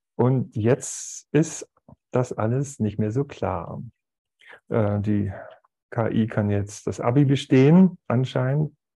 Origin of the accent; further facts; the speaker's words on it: Aalen, Baden-Württemberg, Germany; moved away as an adult; now in Zurich, Switzerland; ich bin im ehrwürdigen Kreissaal der Stadt Aalen zur Welt gekommen